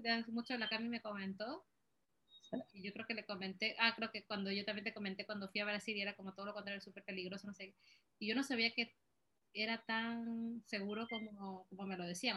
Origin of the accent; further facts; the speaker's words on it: Peru; moved away; salí también de Perú